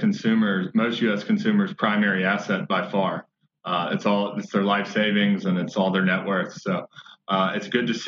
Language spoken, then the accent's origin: English; Memphis, Tennessee, United States; I'm from Memphis.